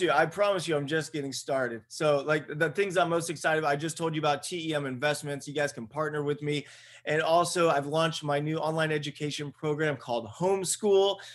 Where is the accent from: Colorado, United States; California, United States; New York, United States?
California, United States; Buena Park; I'm a dude from Buena Park, California